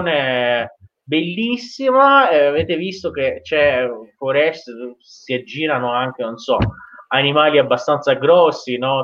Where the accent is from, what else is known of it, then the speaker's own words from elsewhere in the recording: Iran; da iraniano